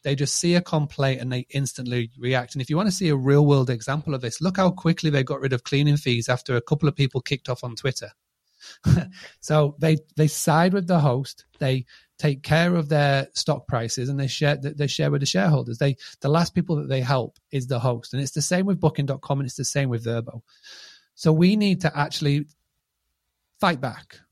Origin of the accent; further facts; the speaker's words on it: Scarborough, Yorkshire and the Humber, United Kingdom; I'm from a, a little town called Scarborough